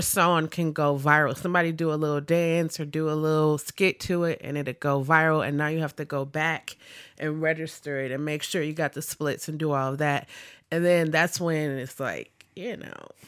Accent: Milwaukee, Wisconsin, United States; I am from Milwaukee. I grew up on the north side, like the north, north side.

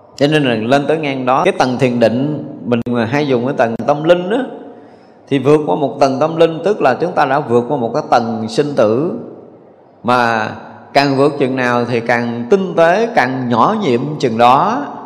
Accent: Vietnam; mình là, là cái người việt nam dù qua mỹ nhập quốc tịch mỹ thì mình vẫn là gốc của người việt nam

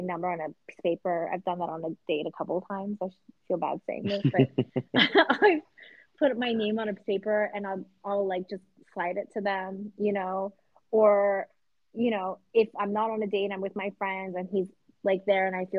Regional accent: Vancouver, British Columbia, Canada; now in United States; I'm from Vancouver

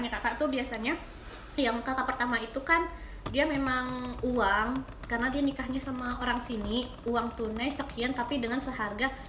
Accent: Aceh, Indonesia; tinggi sih kalau segitu sih standar ya kalau kita orang Aceh

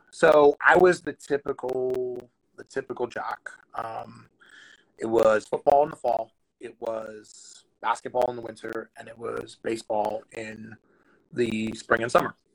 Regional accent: New Jersey, United States; I grew up in New Jersey

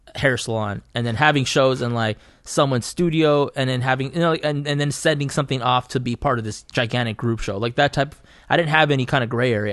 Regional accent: Fresno, California, United States; I grew up in Southeast Fresno

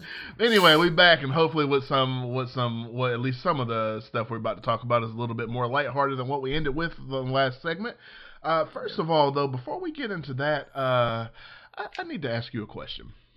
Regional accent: Georgiana, Alabama, United States; moved away; I was growing up in, in, in Georgiana, Alabama

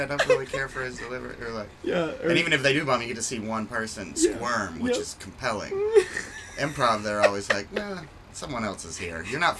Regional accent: Kentucky, United States; moved away as an adult; also born or lived in Bowling Green, Kentucky; now in Chicago, United States; I got a scholarship to Western Kentucky in Bowling Green, and that took me out of my hometown

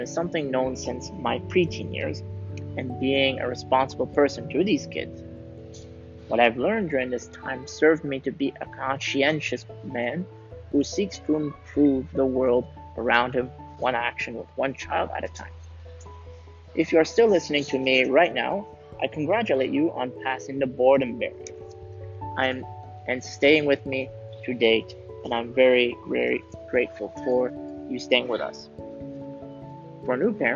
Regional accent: Canada; moved away as an adult; now in Switzerland; I was born and raised in Canada, and I moved to Switzerland in 2007

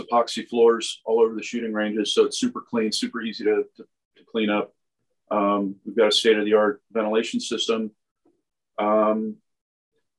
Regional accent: United States; moved away; I grew up on the Chesapeake Bay

